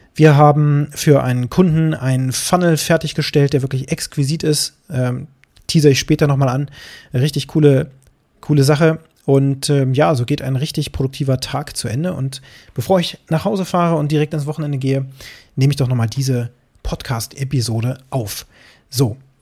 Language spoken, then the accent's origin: German; Harz, Germany; bei uns im Harz